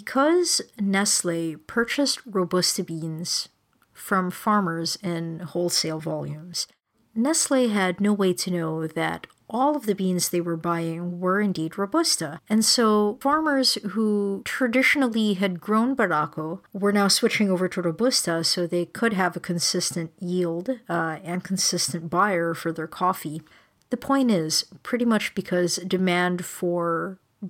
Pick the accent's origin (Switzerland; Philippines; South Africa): Philippines; now in Toronto, Canada; when I was growing up in the Philippines